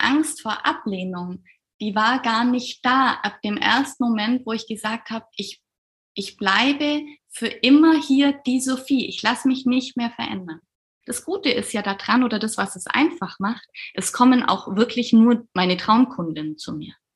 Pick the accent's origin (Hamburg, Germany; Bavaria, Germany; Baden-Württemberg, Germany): Bavaria, Germany; Allgäu; ich komme aus dem, aus dem Allgäu, ganz aus dem Süden bin dort Kinderärztin